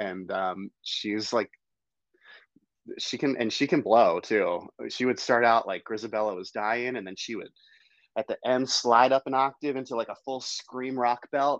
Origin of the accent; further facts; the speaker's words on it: Baltimore, Maryland, United States; also born or lived in Hagerstown, Maryland / Williamsport, Maryland; I'm from Baltimore, Maryland, but then we moved to Hagerstown when I was in sixth grade. But my whole family is basically in the Baltimore area.